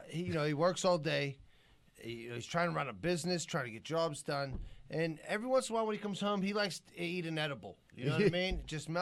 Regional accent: Pittsburgh, Pennsylvania, United States; Dude, I'm from Greenfield, dude.

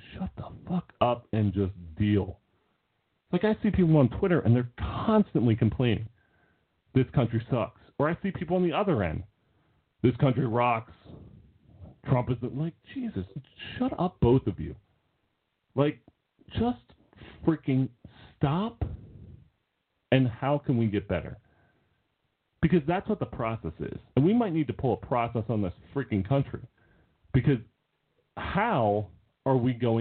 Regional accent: United States; It's not easy being American

